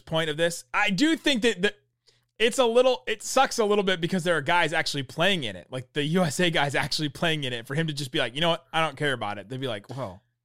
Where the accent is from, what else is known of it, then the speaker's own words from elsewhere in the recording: United States; me as an American